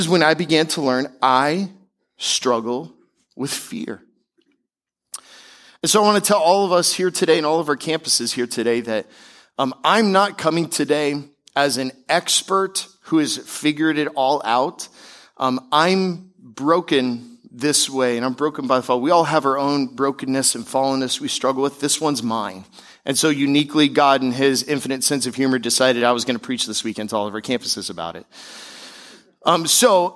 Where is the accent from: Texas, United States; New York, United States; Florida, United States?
Florida, United States; Tampa; also born or lived in Seattle, Washington / Denver, Colorado; now in South Florida, United States; we eventually moved to Tampa, Florida, where I grew up and spent most of my childhood